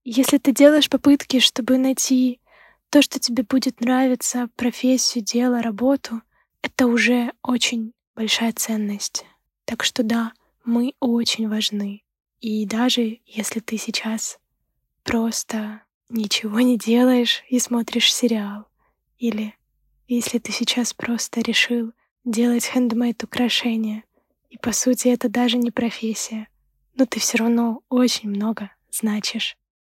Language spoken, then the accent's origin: Russian; Ukraine; moved away as an adult; now in Sweden; Сама я из Украины